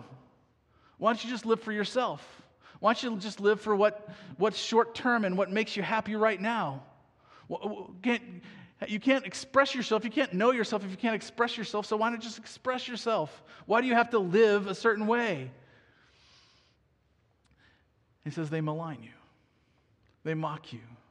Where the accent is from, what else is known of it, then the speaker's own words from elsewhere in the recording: United States; as an American